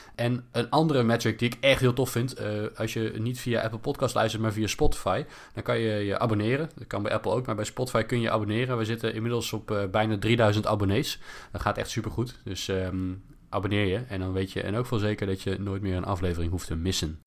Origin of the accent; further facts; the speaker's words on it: Netherlands; als Nederlanders